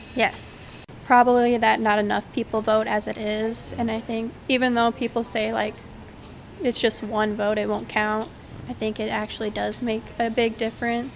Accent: Oakland, Iowa, United States; I'm from Oakland, Iowa, and I'm a junior.

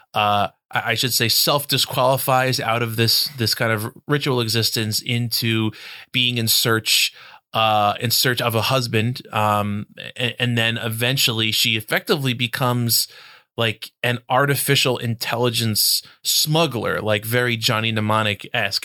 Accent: United States; my, my Americanness

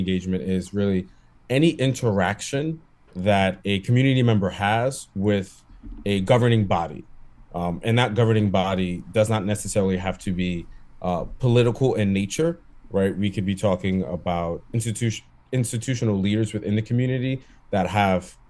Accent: New York City, New York, United States; I grew up in Brooklyn. I did grow up in Bushwick

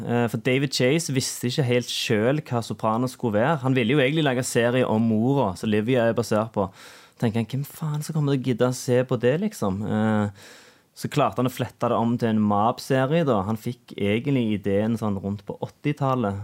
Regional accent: Norway; gjengen jeg vokste opp med ute på Sunde òg

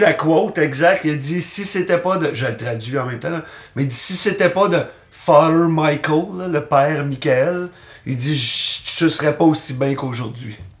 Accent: Terrebonne, Quebec, Canada; now in Montreal, Canada; j'ai grandi à Terrebonne

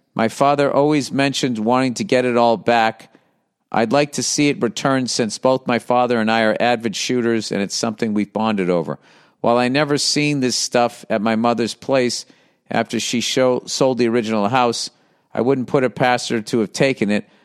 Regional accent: East Coast, United States; I grew up on the East Coast and we had Nor'easters

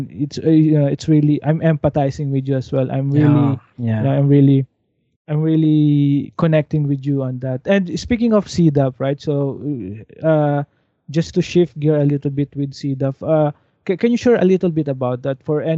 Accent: Silang, Calabarzon, Philippines; I'm from the Cavite. I grew up in Silang, so very traditional, more on agriculture area

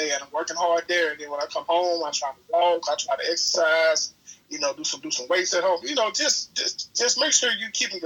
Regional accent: Tallulah, Louisiana, United States; now in Jackson, United States; coming up in a place like, to Lula, you know, we were raised to kind of take care of the next person

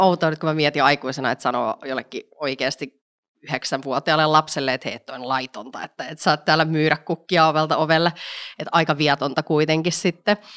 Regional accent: Vantaa, Uusimaa, Finland; also born or lived in Espoo; Espoossa synnyin, mutta Vantaalla en, al, olen tota, äh, kasvanut

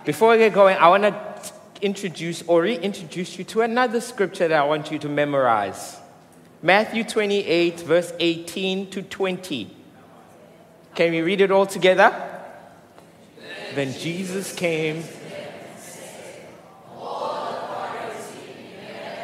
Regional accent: Mooi River, KwaZulu-Natal, South Africa; now in Durban, South Africa; I come from Moy River.

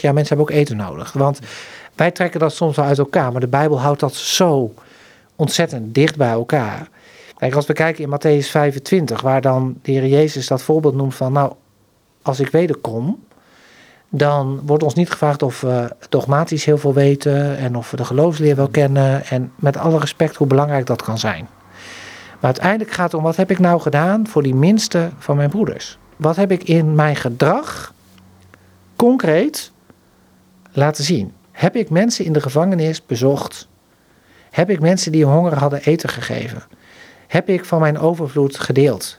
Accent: Netherlands

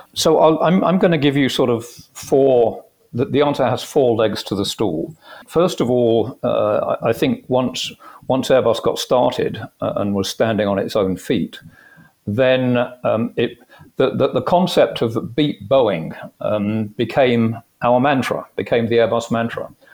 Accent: United Kingdom; moved away as an adult; also born or lived in Phoenix; I came from the UK originally. You could probably guess that uh, from my accent.

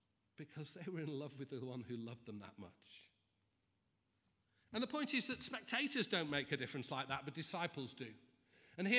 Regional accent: Manchester, North West England, United Kingdom; moved away; I'm from Manchester

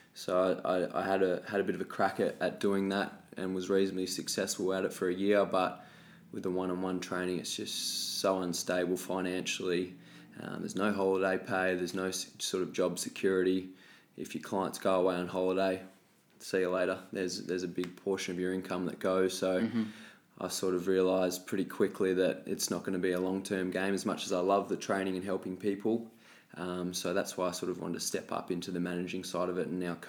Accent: Tasmania, Australia; moved away as an adult; also born or lived in Gold Coast; now in Melbourne, Australia; So originally I was born and raised in Tasmania.

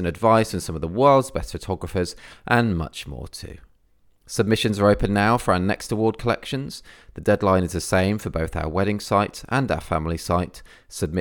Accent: England, United Kingdom; I'm English

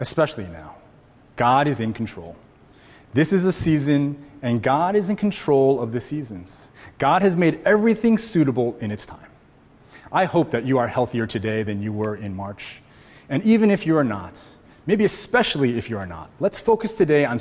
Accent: Connecticut, United States; now in Hawaii, United States; I grew up in Connecticut

